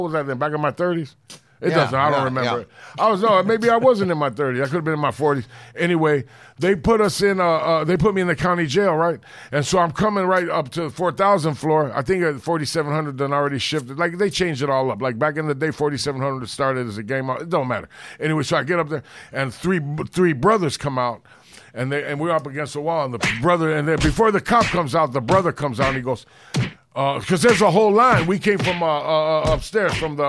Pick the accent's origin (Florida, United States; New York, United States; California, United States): California, United States; Los Angeles; my neighborhood was in Hollywood